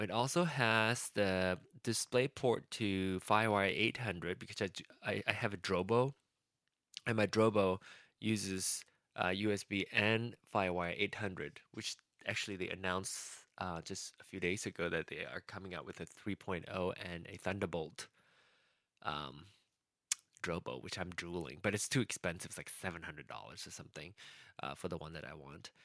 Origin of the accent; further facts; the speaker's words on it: Malaysia; now in United States; I still have my Malaysian passport. Technically, that won't work anymore because I'm an American now